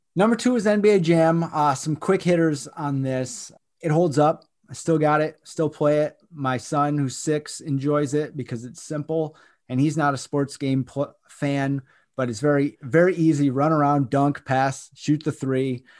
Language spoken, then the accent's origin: English; Michigan, United States; growing up in Michigan